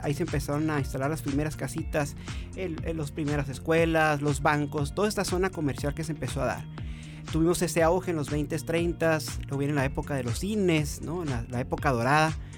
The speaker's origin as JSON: {"language": "Spanish", "town": "Mexicali", "region": "Baja California", "country": "Mexico", "said": "soy de aquí de Mexicali"}